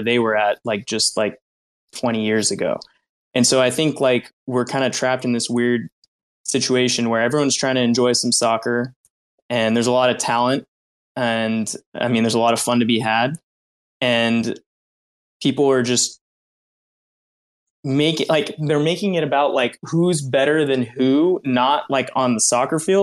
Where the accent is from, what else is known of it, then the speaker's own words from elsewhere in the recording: United States; I was born in the States